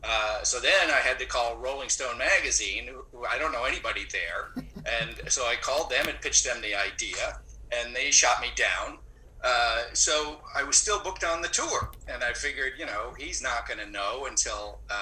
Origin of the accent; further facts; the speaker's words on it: San Diego, California, United States; So I grew up in San Diego, and I have an affinity for mariachi music.